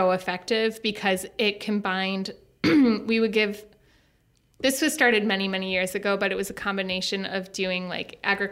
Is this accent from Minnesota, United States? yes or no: yes; Minnesota, United States; accent: thick Minnesota; I had like a thick Minnesota accent that I would try to speak Spanish